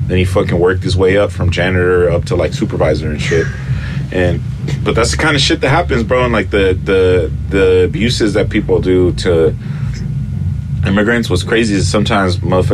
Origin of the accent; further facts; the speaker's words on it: Los Angeles, California, United States; first language Spanish; English is a second language; I grew up in South Central